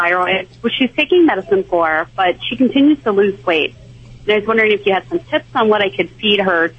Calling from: Houston, Texas, United States; I'm calling from Houston, Texas.

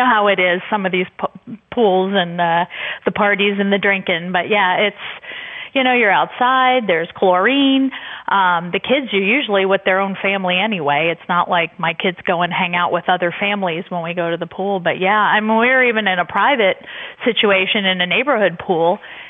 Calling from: Louisville, Kentucky, United States; I'm calling from Kentucky and a conservative public school teacher, which is a rarity.

